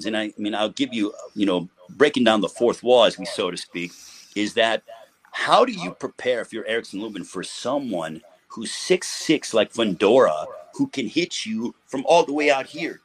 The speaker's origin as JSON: {"language": "English", "country": "United States", "said": "the U.S. because, you know, that's my home country."}